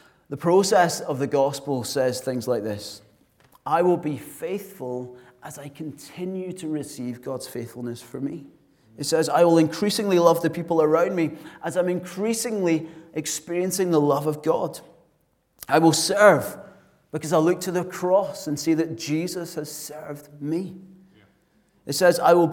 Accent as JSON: {"language": "English", "town": "Glasgow", "region": "Scotland", "country": "United Kingdom", "said": "I'm from Glasgow"}